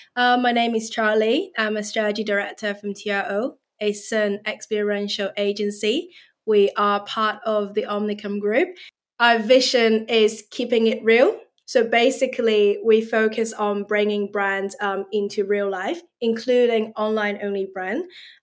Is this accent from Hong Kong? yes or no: yes; Hong Kong; now in London, United Kingdom; I'm originally from Hong Kong, but I'm based in London now.